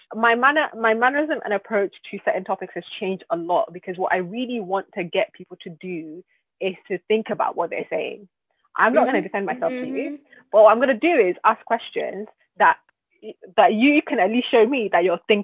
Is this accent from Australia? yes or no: no; Nigeria; I'm Nigerian